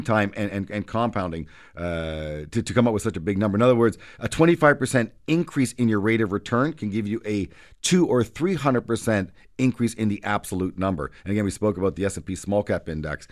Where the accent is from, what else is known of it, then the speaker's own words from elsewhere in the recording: Canada; as a Canadian